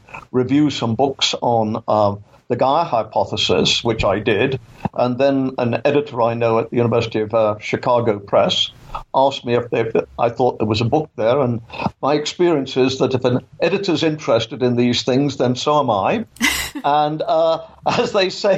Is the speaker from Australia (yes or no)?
no; England, United Kingdom; moved away as an adult; also born or lived in Canada; now in Florida, United States; as you can tell from my accent, I was born in England, and I grew up there.